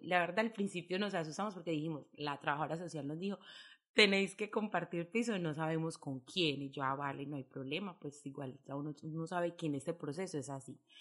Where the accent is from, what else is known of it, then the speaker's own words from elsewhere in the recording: Medellín, Antioquia, Colombia; first language Spanish; moved away as an adult; now in Izarra, Spain; de donde soy yo de Medellín